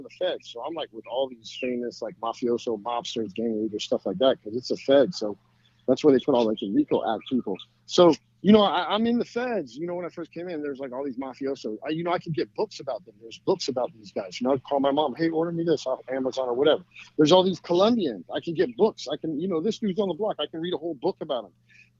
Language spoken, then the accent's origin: English; United States; I grew up in this country. You know, I love America